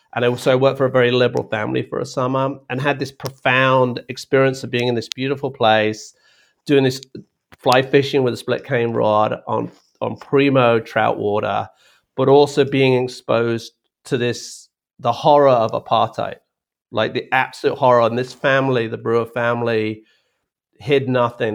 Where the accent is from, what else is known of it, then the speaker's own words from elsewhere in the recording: United Kingdom; moved away as an adult; also born or lived in Australia / Africa; now in United States; growing up in Britain, which is a small